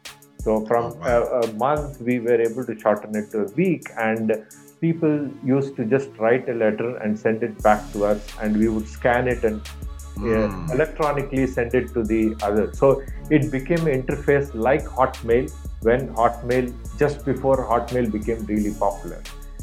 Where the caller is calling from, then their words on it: Bangalore, Karnataka, India; I'm calling in from Bangalore, India, the Silicon Valley capital of India.